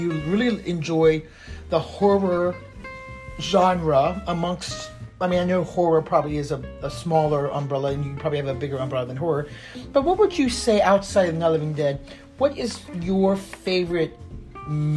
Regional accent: Stephens City, Virginia, United States; also born or lived in Winchester, Virginia; I was born in the hospital in Winchester, Virginia, but I lived on Salem Church Road in Stevens City

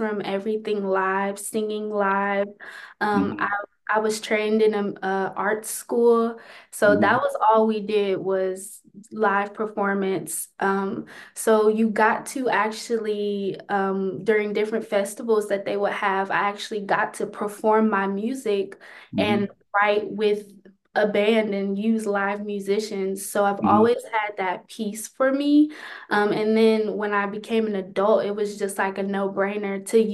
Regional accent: Cleveland, Ohio, United States; I'm from Cleveland, so I've done like Rock Hall and Severance Hall, those like really notable venues here

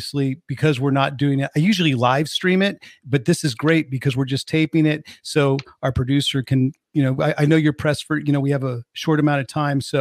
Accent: Oakland, California, United States; moved away as an adult; now in Sweden; I grew up in California. You know, I grew up in the Bay Area, but then I moved to Sweden

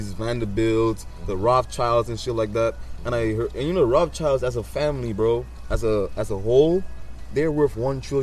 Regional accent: United States; also born or lived in Saint Lucia (family heritage); I'm not even a St. Lucian citizen, bro. I was born in America

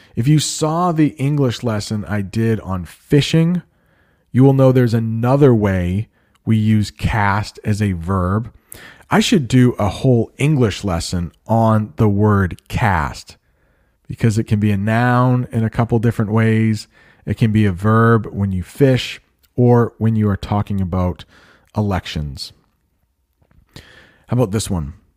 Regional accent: United States; I am an American

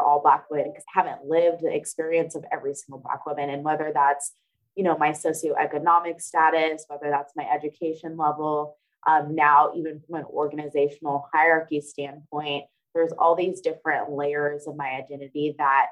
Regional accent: Bay Area, Northern California, United States; moved away as an adult; also born or lived in Stockton, California; now in Atlanta, United States; I'm originally from California, specifically Northern California, and I was born and raised in the Bay Area in between there and Stockton, California

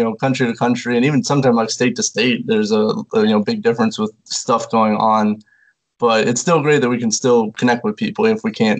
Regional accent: Indiana, United States; Yeah, I'm from Indiana, so I should be used to the snow and cold

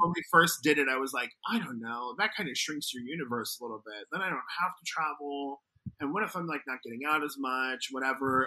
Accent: Arizona, United States; now in New York, United States; my home state of Arizona

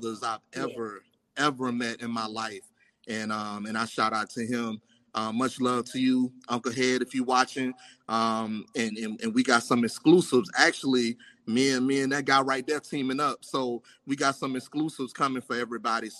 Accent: West Palm Beach, Florida, United States; I was born and raised in West Palm Beach

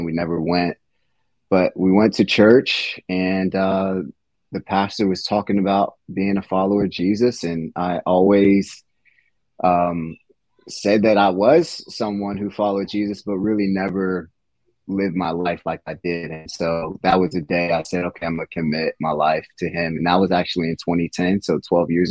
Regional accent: Virginia Beach, Virginia, United States; also born or lived in Richmond, Virginia; now in Williamsburg, United States; I'm actually from the Virginia Beach area, which is an hour away from here

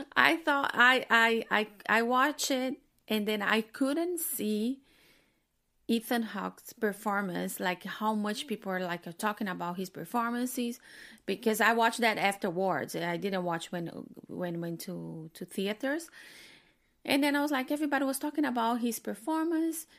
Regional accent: Brazil; moved away; I'm from Brazil

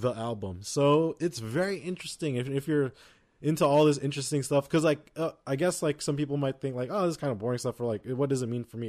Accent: United States; we're American.

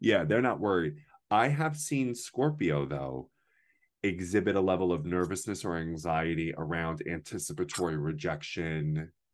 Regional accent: United States; I'm the only American in the whole thing

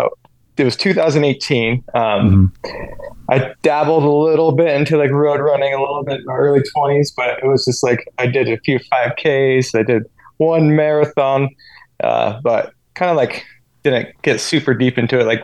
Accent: Ogden, Utah, United States; moved away as an adult; now in North Carolina, United States; I'm originally from Ogden, Utah

